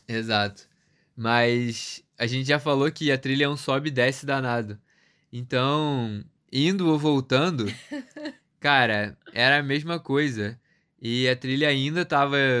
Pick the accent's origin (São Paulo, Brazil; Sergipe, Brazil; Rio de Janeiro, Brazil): Rio de Janeiro, Brazil; eu sou do Rio